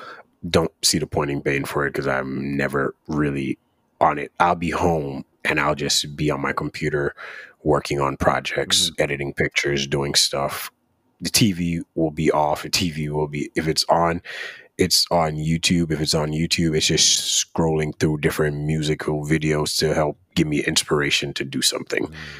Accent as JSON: {"language": "English", "country": "Jamaica", "said": "So for those of you that don't know, I'm from Jamaica."}